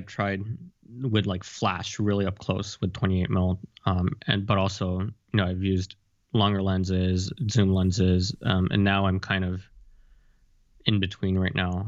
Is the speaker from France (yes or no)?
no; Japan; I'm born in Japan and I've lived here most of my life